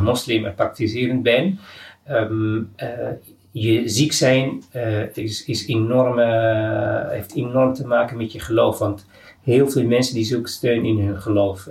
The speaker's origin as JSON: {"language": "Dutch", "country": "Morocco", "moved": "yes", "lives_now": "Amsterdam, Netherlands", "said": "uit Marokko"}